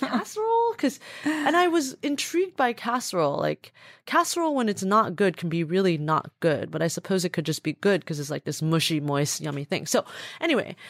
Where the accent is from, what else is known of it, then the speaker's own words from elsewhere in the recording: a suburb of Los Angeles, Southern California, United States; also born or lived in Taipei, Taiwan; Grew up in Southern California in a suburb of Los Angeles